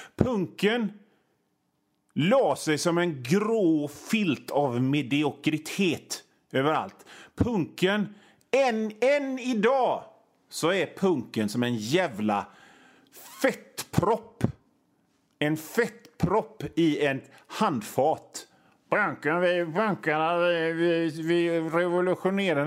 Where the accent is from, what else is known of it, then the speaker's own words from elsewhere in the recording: Gothenburg, Västra Götaland, Sweden; jag är från Göteborg